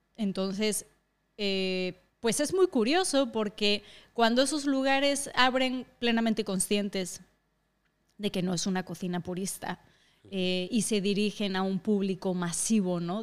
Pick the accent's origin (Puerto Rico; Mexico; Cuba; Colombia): Mexico; moved away as an adult; also born or lived in Asturias; now in Madrid, Spain; soy mitad y mitad, que soy mitad asturiana, mitad mexicana